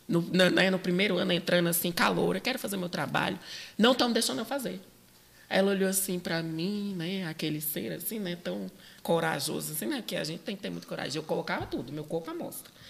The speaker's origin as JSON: {"language": "Portuguese", "town": "Brazlândia", "region": "Federal District", "country": "Brazil", "said": "Eu é, sou de Braslândia ah, essa periferia mais rural, urbana."}